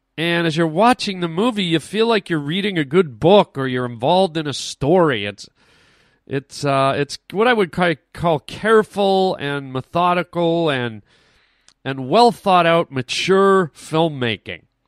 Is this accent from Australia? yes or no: no; Canada; us Canadians try to be very, very polite. That's how we're raised.